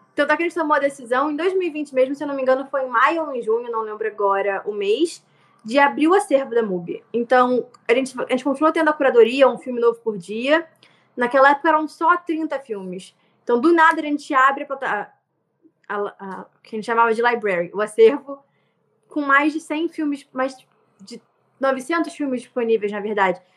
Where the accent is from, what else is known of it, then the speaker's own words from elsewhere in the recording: Nova Iguaçu, Rio de Janeiro, Brazil; eu sou de Nova Iguaçu, no Rio, então assim, um subúrbio do Rio de Janeiro, Baixada Fluminense